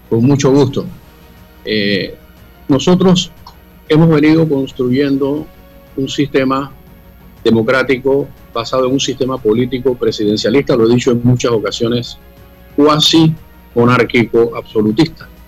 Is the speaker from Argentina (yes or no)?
no; Panama; garantizando que en nuestro país haya oportunidades para todos los que somos panameños y los que han decidido convivir con nosotros